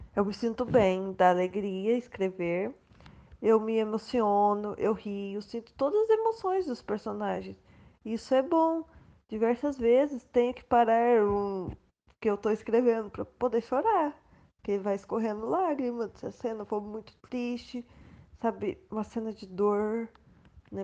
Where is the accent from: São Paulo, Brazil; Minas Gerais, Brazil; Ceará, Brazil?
Minas Gerais, Brazil; Poço Fundo; now in Curitiba, Brazil; eu sou de Poço Fundo, Minas Gerais mas eu moro em Curitiba, Paraná